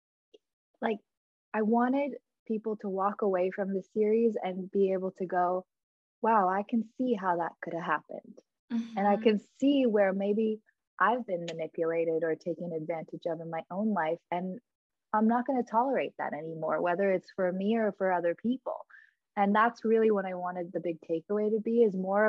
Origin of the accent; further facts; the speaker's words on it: Los Angeles, California, United States; I grew up in Los Angeles